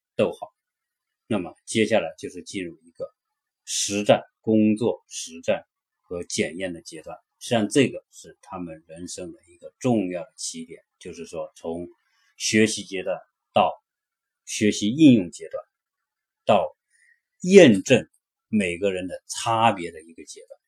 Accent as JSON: {"language": "Chinese", "country": "China", "moved": "yes", "lives_now": "United States", "said": "我们中国人"}